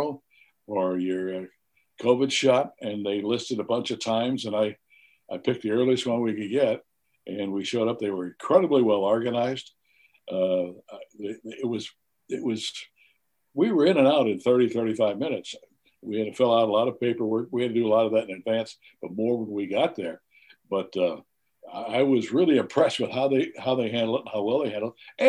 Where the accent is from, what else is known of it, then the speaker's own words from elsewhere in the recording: Highland, Illinois, United States; I come from Highland, Illinois, and a small town over there